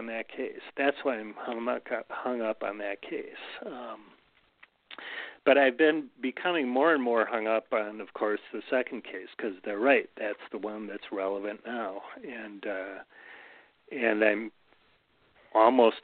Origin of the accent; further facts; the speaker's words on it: Milwaukee, Wisconsin, United States; now in Manitowoc, United States; I grew up in Milwaukee, so it's an hour and a half straight south, and now it's 3 hours straight south because we're an hour and a half from Milwaukee